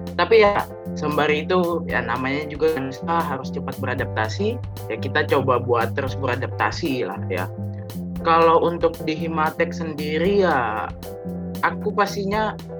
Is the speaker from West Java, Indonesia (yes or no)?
no; Bontang, East Kalimantan, Indonesia; moved away as an adult; now in Surabaya, Indonesia; Aku kelahiran Bontang, Kalimantan Timur